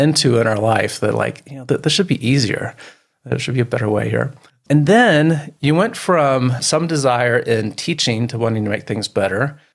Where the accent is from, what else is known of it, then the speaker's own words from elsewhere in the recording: Midwest, United States; now in Colorado, United States; I've been in Colorado a long time, but home was Midwest when I grew up.